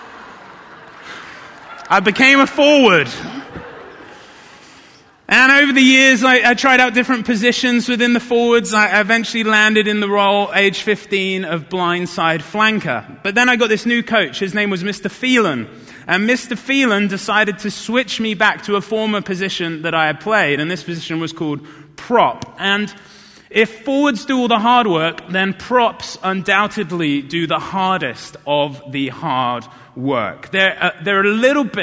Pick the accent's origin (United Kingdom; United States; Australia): United Kingdom; South of England; moved away; I didn't grow up around here. I grew up in the South of England